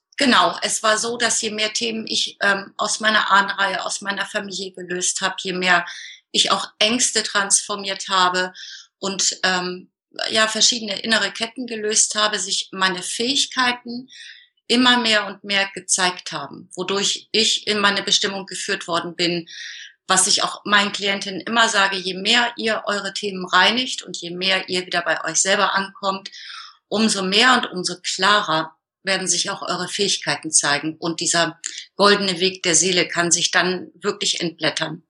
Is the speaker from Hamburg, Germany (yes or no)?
yes; Hamburg, Germany; ich bin geboren in der Nähe von Hamburg und wohne jetzt seit 2000 im Norden Hamburgs.